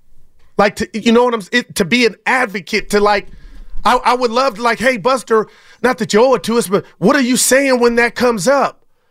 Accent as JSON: {"language": "English", "town": "Union City", "region": "California", "country": "United States", "tie": "born or raised there", "said": "I'm from Union City, been here my whole life."}